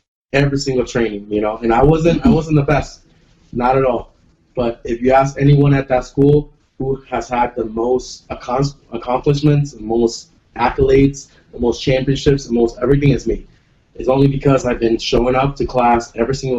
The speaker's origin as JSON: {"language": "English", "country": "Puerto Rico", "said": "I'm from Puerto Rico"}